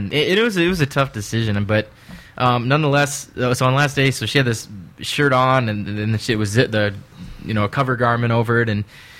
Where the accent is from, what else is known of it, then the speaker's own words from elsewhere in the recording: Peoria, Illinois, United States; moved away as an adult; now in Tennessee, United States; I'm originally from Illinois, Peoria, Illinois, right in the middle, about halfway between Chicago and St. Louis, and that's where I was born and raised.